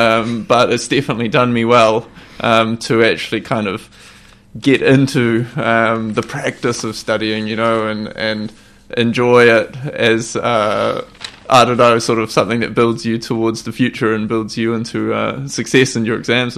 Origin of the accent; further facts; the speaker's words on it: Hawke's Bay, New Zealand; moved away as an adult; also born or lived in Japan; I am born and bred in Hawke's Bay, attended a few great schools here too